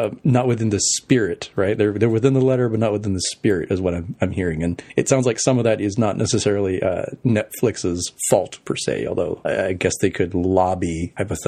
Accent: United States; as an American

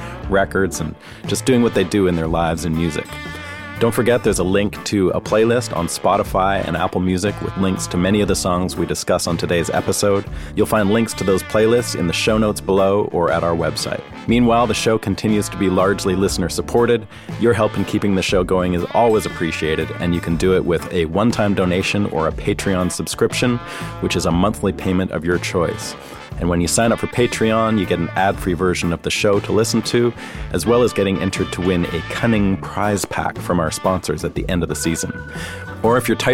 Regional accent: Vancouver, British Columbia, Canada; now in Nashville, United States; I'm from Vancouver

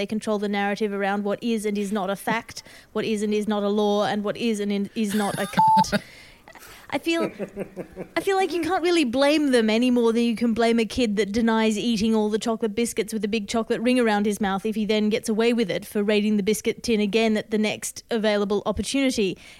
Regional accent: Australia; Well, I mean, as an Australian

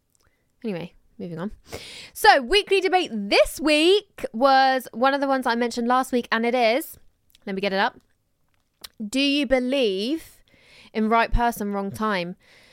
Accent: Croydon, London, United Kingdom; I'm from Croydon and I'm 19.

